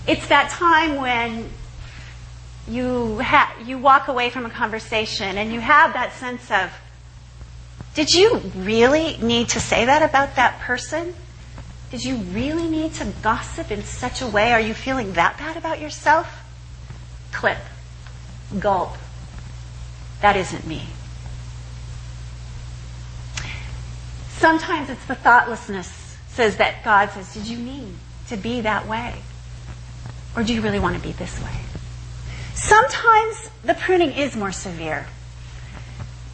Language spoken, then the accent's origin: English; Eastern Washington, United States; I grew up in Eastern Washington